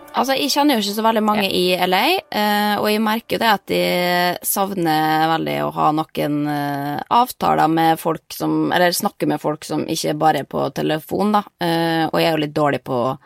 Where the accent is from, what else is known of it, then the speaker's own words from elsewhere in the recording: Norway; moved away; jeg har masse venner hjemme i Norge